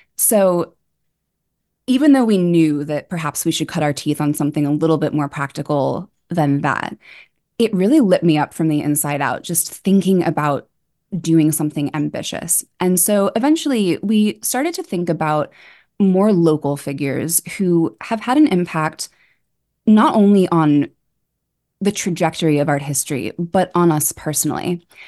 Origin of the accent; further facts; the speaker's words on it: New York, United States; also born or lived in Edinburgh; I grew up on the Upper West Side